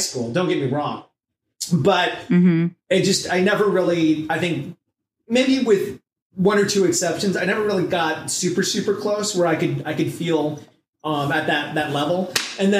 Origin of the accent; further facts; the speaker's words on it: Southern California, United States; I was raised in Southern California and was mainly in one city